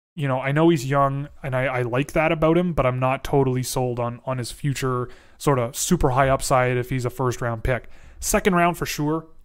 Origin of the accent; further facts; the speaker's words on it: Toronto, Ontario, Canada; I grew up in Toronto